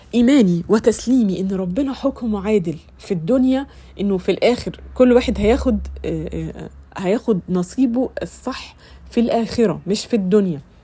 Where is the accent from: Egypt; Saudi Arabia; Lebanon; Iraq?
Egypt; عندنا في مصر